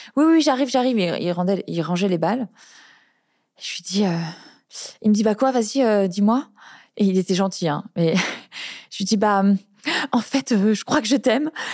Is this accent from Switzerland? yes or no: no; Cosne-sur-Loire, Bourgogne-Franche-Comté, France; moved away; je suis née à Cône-sur-Loire, mon père habite toujours là-bas